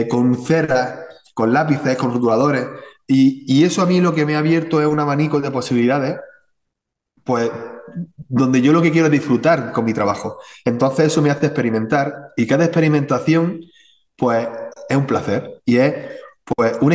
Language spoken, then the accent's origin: Spanish; Spain; al final yo soy español, ¿no? Y al final la escuela española, pues está Murillo, está Velázquez, ¿vale? Está Goya.